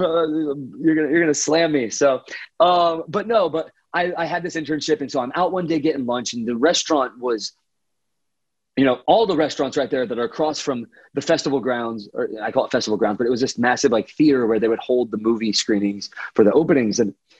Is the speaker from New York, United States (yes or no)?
no; Houston, Texas, United States; And finally he mentioned something about Texas, and I was like, oh, that's cool. Like, I'm from Houston.